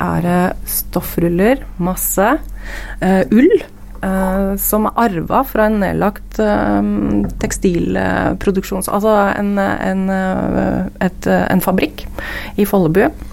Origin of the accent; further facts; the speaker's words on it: Gausdal, Innlandet, Norway; moved away as an adult; now in Lillehammer, Norway; jeg er fra Gassdal opprinnelig